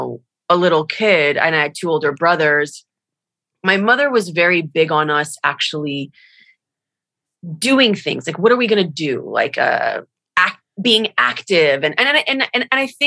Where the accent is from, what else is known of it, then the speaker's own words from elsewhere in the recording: Miami Beach, Florida, United States; moved away as an adult; also born or lived in Los Angeles; I was born in Miami, Florida, or Miami Beach, Florida, the exact location